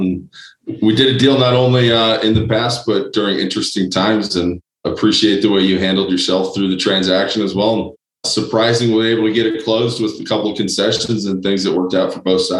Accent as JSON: {"language": "English", "town": "Chicago", "region": "Illinois", "country": "United States", "tie": "born or raised there", "moved": "as an adult", "lives_now": "Denver, United States", "said": "I grew up in Chicago. I ended up in Denver, Colorado, going to the University of Denver. So once I landed here, like most people, decided to stay."}